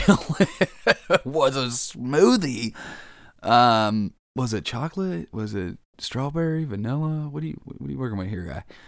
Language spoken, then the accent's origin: English; Kansas, United States; I'm from Kansas